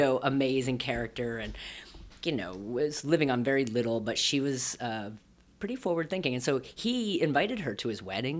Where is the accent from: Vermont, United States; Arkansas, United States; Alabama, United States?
Vermont, United States; Rutland; moved away; also born or lived in Burlington, Vermont / Winooski, Vermont; Kind of around southern Vermont and then outside of Burlington. So I grew up in a town called Rutland.